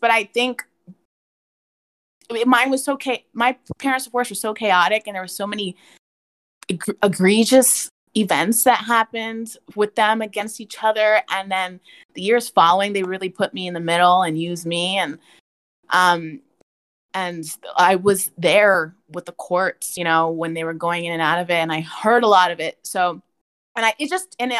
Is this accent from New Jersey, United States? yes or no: yes; New Jersey, United States; now in Texas, United States; I'm originally from Jersey. I've moved around quite a bit, so all over the East Coast.